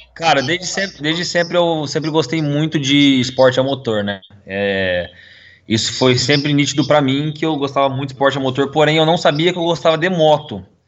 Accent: Londrina, Paraná, Brazil; a gente mudou da onde eu nasci, né, na casa que eu nasci, para uma uhum. casa que era duas ruas para baixo do autódromo de, daqui de Londrina

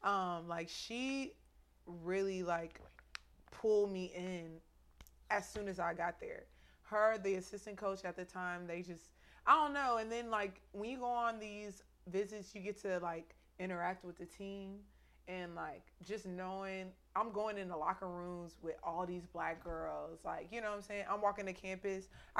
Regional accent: Texas, United States; And I'm from Texas, you know what I'm saying? So, like, Texas pride is...

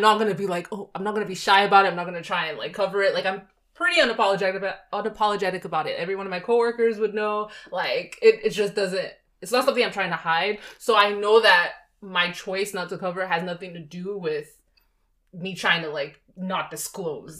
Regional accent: Nigeria; moved away; the household and country I come from, mm-hmm. we did speak to the fact that we're Nigerians

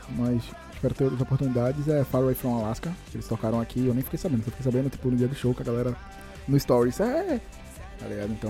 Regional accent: São Paulo, Brazil; Eu, eu moro, morei muito tempo em São Paulo, né? Eu sou de São Paulo.

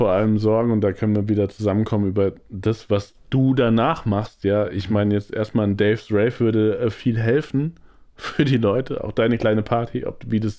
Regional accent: Hesse, Germany; weil früher war Frankfurt halt echt krass wichtig und ich komme ja aus der Nähe von Frankfurt

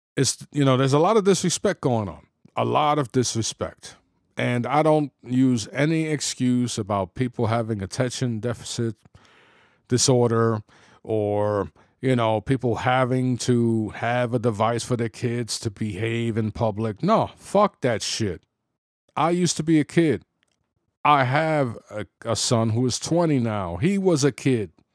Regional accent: New York City, New York, United States; I was, you know, born and raised in the Bronx

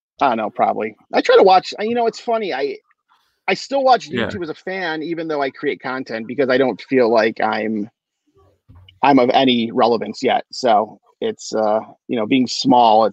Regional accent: Michigan, United States; I'm from Michigan. I'm right outside of Detroit

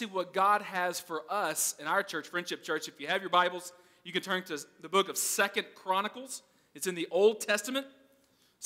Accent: Arkansas, United States; I'm from Arkansas

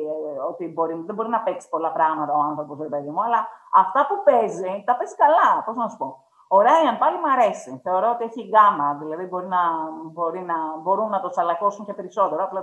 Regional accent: Greece; έχω γεννηθεί στην Ελλάδα από συγκεκριμένου γονεί

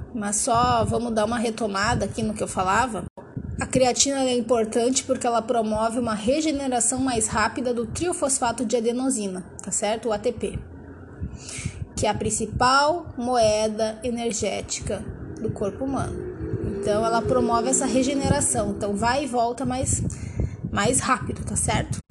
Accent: Brazil; accent: caipira; sotaque caipirês ao falar inglês

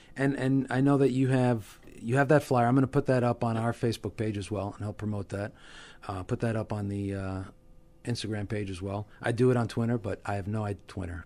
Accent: Hawthorne, New Jersey, United States; I grew up in Hawthorne, you know, spent my whole life here

